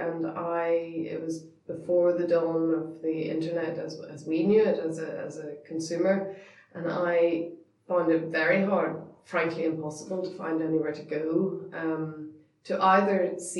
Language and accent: English; Northern Ireland, United Kingdom; we're so Northern Irish